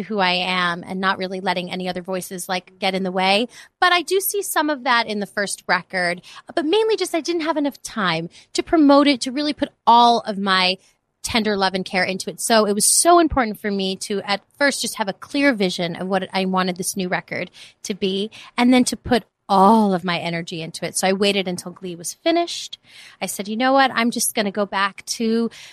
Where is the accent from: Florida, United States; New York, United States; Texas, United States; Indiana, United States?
New York, United States; New York City; moved away as an adult; now in Los Angeles, United States; I grew up in the Bronx. I'm from New York.